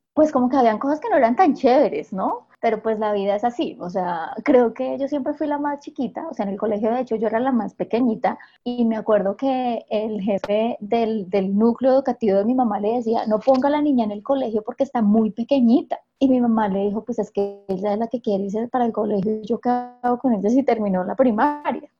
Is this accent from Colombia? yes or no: yes; Acevedo, Huila, Colombia; moved away; yo nací en un pueblo muy pequeñito del sur de Huila que se llama Acevedo